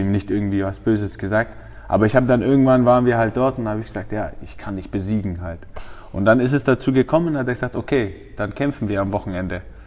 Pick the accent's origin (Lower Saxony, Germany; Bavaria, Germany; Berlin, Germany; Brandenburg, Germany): Bavaria, Germany; Feucht; ich bin in Feucht aufgewachsen